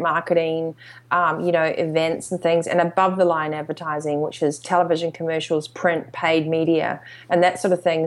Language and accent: English; New Zealand; also born or lived in Australasia; growing up in New Zealand and, and Australasia